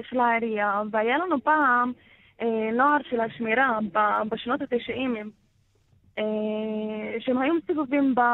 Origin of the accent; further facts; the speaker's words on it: Palestine; הדגל הפלסטיני זה הזהות שלנו, זה לא שום דבר אחר. אנחנו כן פלסטינים, במקור שלנו אני פלסטינית.